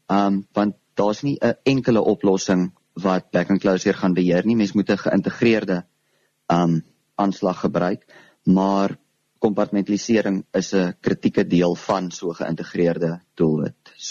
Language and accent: Afrikaans; Karoo, South Africa; Um ek was tot en met graad 8 toe op Hoërskool Vryseberg waar ek vandaan kom, die klein plekjie in die Karoo.